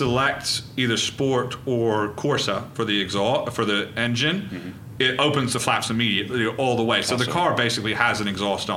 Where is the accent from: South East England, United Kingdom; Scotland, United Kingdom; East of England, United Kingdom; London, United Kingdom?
South East England, United Kingdom; Reading; I was born in Reading.